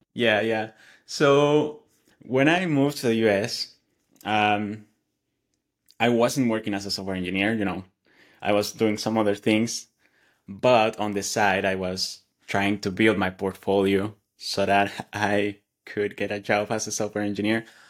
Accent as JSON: {"language": "English", "country": "Mexico", "second_language": "English", "moved": "as an adult", "lives_now": "Atlanta, United States", "said": "I live in the U S, Atlanta, Georgia, and I come from Mexico"}